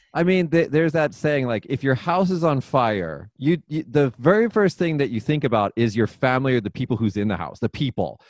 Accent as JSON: {"language": "English", "town": "Las Vegas", "region": "Nevada", "country": "United States", "moved": "as an adult", "lives_now": "Japan", "said": "I'm actually originally from Las Vegas"}